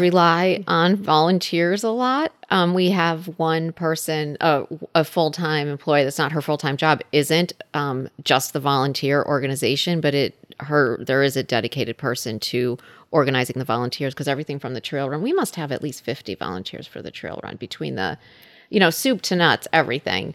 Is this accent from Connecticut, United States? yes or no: yes; Middlebury, Connecticut, United States; now in Woodbury, United States; I grew up in Middlebury, and I live in Woodbury with my husband, dog, and son.